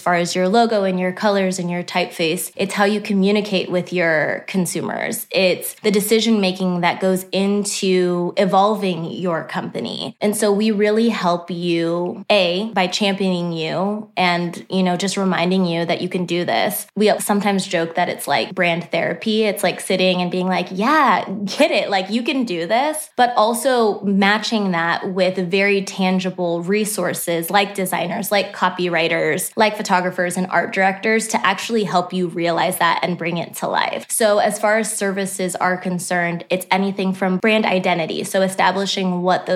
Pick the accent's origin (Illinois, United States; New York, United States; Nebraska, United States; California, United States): Nebraska, United States; Omaha; moved away as an adult; also born or lived in Texas; now in Nashville, United States; I was born and raised in Omaha, Nebraska as well. I'm a Midwest girl through and through.